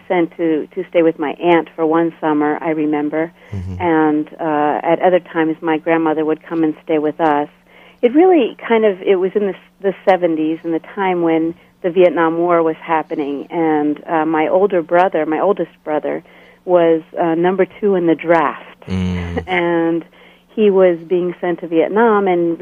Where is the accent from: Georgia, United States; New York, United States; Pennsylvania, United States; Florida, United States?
Pennsylvania, United States; outside Philadelphia; moved away as an adult; also born or lived in Bolivia / Switzerland; now in Lancaster, United States; I grew up in Pennsylvania, a short distance out of Philadelphia, on what they call the main line.